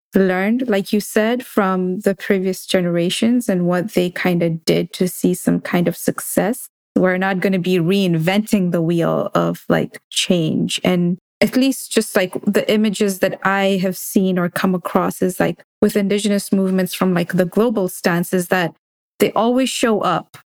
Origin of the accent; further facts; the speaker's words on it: Kenya; now in United States; as a South Asian woman growing up in Kenya and then moving to the US